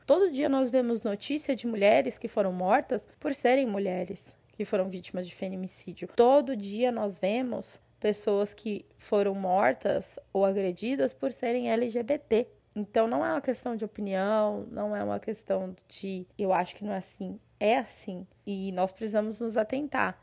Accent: São Paulo, Brazil; moved away as an adult; now in Mato Grosso, Brazil; eu sou de São Paulo, morei a minha vida inteira na cidade de São Paulo

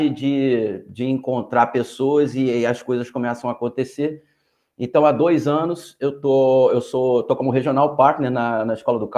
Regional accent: Rio de Janeiro, Brazil; eu sou carioca e moro aqui no Rio de Janeiro.

